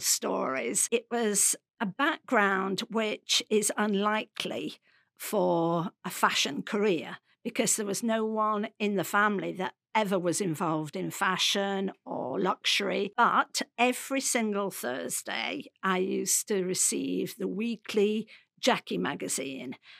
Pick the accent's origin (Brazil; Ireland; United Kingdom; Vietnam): United Kingdom; Derby, East Midlands; I come from Derby, come from a working class background